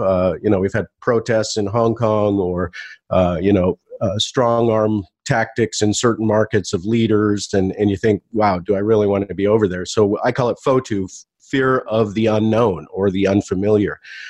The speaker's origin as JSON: {"language": "English", "country": "United States", "moved": "yes", "lives_now": "Taiwan", "said": "I'm actually in Taiwan right now. That's where I live with my family. I'm American originally, but I've been living in Asia for more than 20 years."}